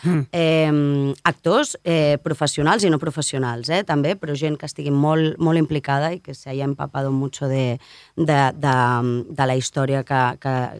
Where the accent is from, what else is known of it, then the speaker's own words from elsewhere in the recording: Barcelona, Catalonia, Spain; sóc una nena de Sant Gervasi